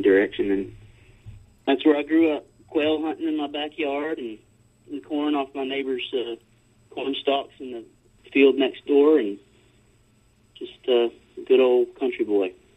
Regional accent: Taylor, Texas, United States; I grew up just northeast of Austin, Texas, in a little town called Taylor

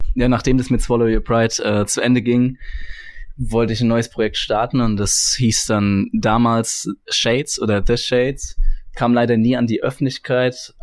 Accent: Kaiserslautern, Rhineland-Palatinate, Germany; ich bin 25 Jahre alt, ich komme aus Kaiserslautern

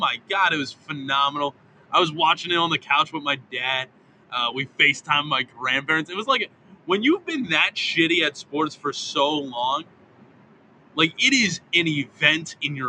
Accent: Baltimore, Maryland, United States; moved away; also born or lived in Myrtle Beach; I grew up in Baltimore. But my whole family's from Philly.

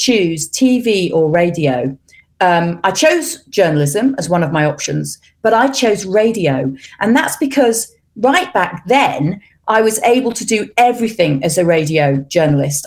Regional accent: England, United Kingdom; moved away as an adult; now in Switzerland; because I'm English, but also because I'm an English camera person in Switzerland.

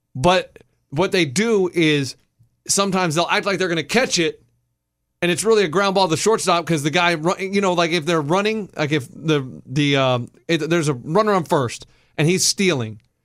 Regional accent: Texas, United States; we grew up in Texas

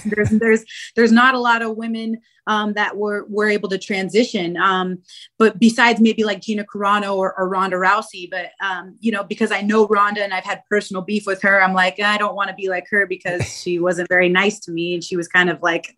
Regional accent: Spokane, Washington, United States; moved away as an adult; now in Chicago, United States; Born and raised in Spokane, Washington

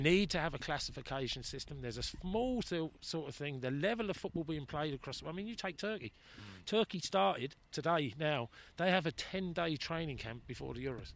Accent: England, United Kingdom; now in Ireland; as an Englishman

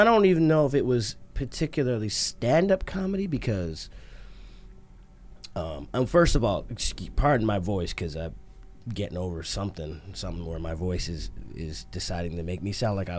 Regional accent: Montreal, Quebec, Canada; born there; I didn't. I was born in Montreal.

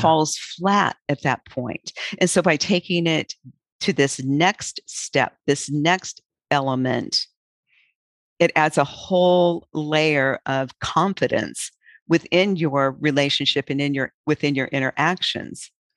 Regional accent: Auburn, Nebraska, United States; when I was, was a child in my hometown of Auburn, Nebraska

